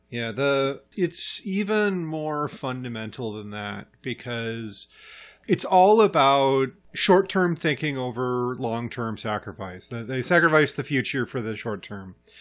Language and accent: English; Idaho, United States; moved away; I grew up in Idaho.